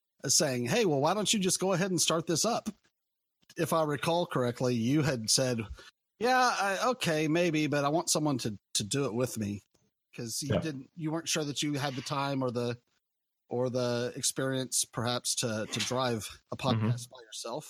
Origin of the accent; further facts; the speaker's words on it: Missouri, United States; I am from Missouri in the U.S.